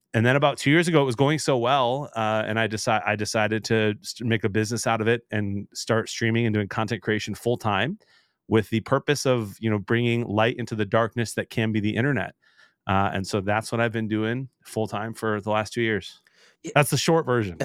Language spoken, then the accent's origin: English; Detroit, Michigan, United States; also born or lived in Chicago; I was born in Detroit